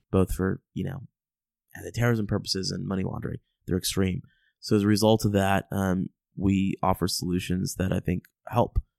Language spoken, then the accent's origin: English; United States; I'm an American